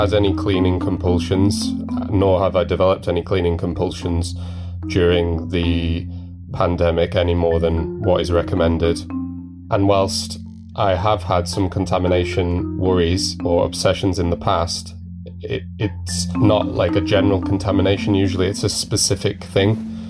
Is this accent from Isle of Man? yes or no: yes; Isle of Man; I'm 33 and I'm from the Isle of Man in Great Britain.